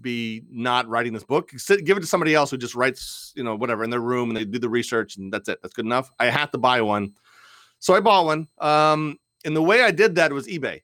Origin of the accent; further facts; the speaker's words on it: Washington, District of Columbia, United States; I grew up in the D C area